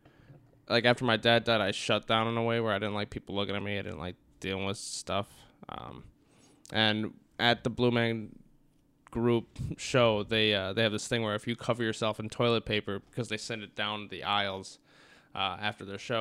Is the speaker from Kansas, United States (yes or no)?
no; Apple Valley, Minnesota, United States; also born or lived in Burnsville, Minnesota; now in Jamestown, United States; I grew up in Apple Valley, and then after my dad died, we moved to Burnsville